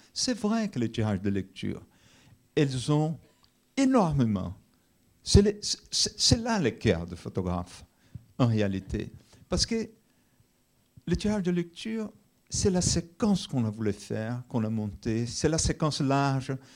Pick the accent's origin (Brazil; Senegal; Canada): Brazil; now in France; je suis brésilien d'origine brésilienne